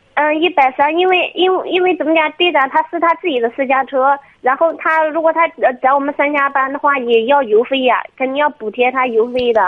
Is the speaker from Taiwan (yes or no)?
no; Chizhou, Anhui, China; 是那个池，那个，呃，安徽省池州市的